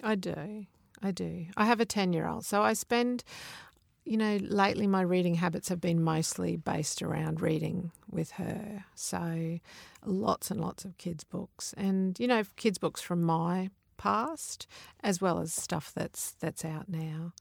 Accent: Mount Isa, Queensland, Australia; I grew up in Mount Isa, out in the desert

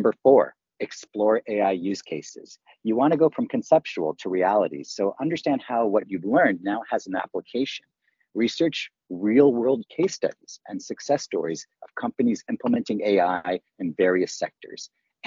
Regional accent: Canada; if people haven't figured out, I am Canadian raised. So Wayne Gretzky is very near and dear to my heart. I idolized him as a kid growing up.

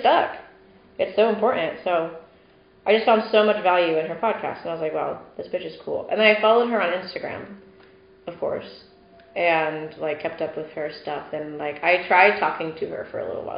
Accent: Indiana, United States; moved away; also born or lived in Texas; my hometown in Indiana

